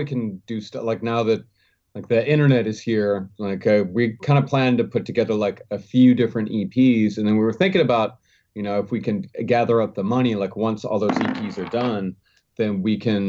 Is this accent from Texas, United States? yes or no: yes; Texas, United States; now in Brooklyn, United States; I'm from Texas and come from a like country. Like my dad's a cattle rancher and I come from a really small town.